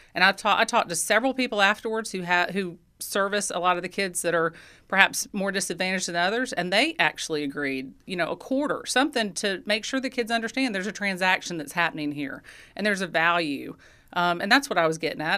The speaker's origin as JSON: {"language": "English", "town": "Athens", "region": "Georgia", "country": "United States", "tie": "born or raised there", "said": "in Athens, I mean, I, this is my hometown. I, I grew up here"}